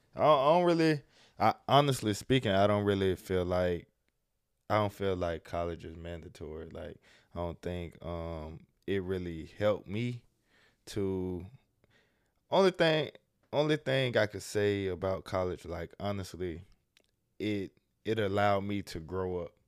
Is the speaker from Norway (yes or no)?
no; Jacksonville, Florida, United States; also born or lived in Miami; born and raised in Jacksonville